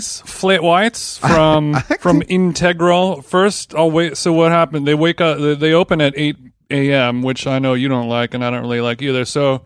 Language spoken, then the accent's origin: English; Glendale, California, United States; I'm from Glendale